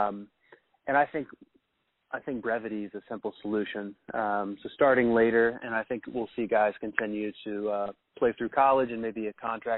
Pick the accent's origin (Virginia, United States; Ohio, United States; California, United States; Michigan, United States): Ohio, United States; I'm from Ohio